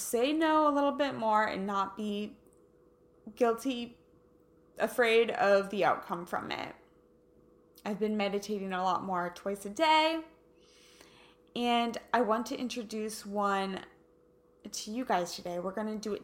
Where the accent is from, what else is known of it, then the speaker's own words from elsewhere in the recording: Kansas, United States; now in Southern California, United States; I'm from Kansas